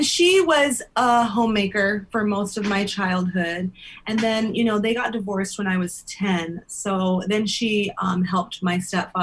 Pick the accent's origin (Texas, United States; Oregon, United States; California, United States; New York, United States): California, United States; Los Angeles; Growing up in Venice